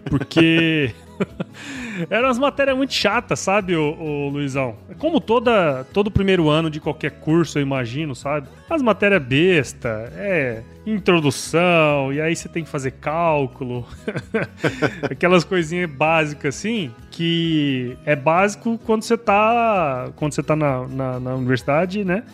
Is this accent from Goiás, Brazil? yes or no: no; Cuiabá, Mato Grosso, Brazil; also born or lived in Rondonópolis / São Paulo; eu sou mato-grossense, né, cara? Sou nascido aqui em Cuiabá